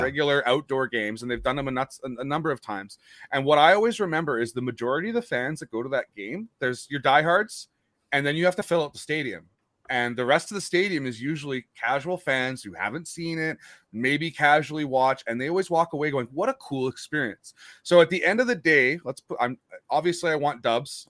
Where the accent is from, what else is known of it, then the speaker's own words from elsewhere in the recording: Winnipeg, Manitoba, Canada; I'm from Winnipeg